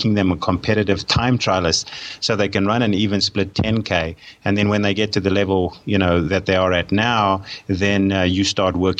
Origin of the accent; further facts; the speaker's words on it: South Africa; I'm a South African by birth, and I did most of my sport and most of my studying in South Africa, so that's where my background is